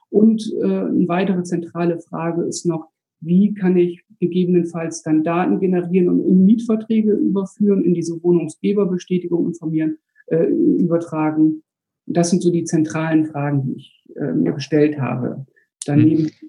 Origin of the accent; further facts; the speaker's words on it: Bremen, Germany; Ich komme aus Bremen, bin 45 Jahre alt, habe drei Kinder.